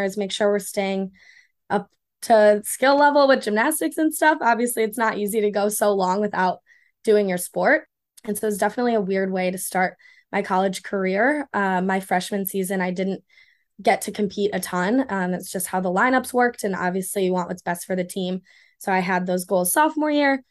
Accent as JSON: {"language": "English", "town": "Ann Arbor", "region": "Michigan", "country": "United States", "said": "I'm from Ann Arbor"}